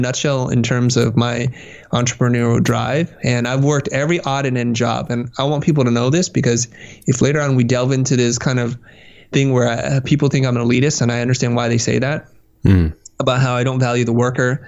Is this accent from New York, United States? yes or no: no; San Jose, California, United States; also born or lived in Vietnam / Kansas City, Missouri; I grew up in the Valley, Silicon Valley